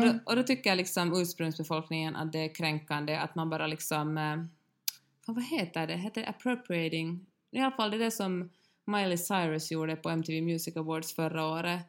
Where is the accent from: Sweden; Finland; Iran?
Finland